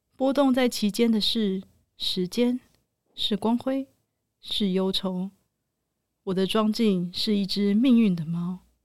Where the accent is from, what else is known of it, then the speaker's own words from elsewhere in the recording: Tainan, Taiwan; 我是台南人